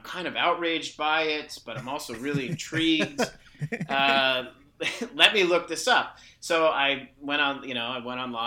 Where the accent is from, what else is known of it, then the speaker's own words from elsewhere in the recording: New England, United States; growing up in New England at that time